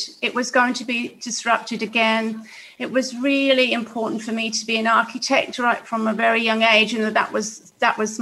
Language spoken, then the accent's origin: English; Wales, United Kingdom; now in Australia; I grew up in Wales, in Great Britain, in one of those council houses